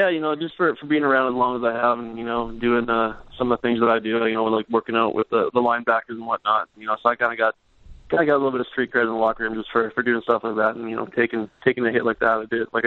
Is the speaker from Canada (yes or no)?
yes; Regina, Saskatchewan, Canada; moved away; So we grew up, uh, growing up in Regina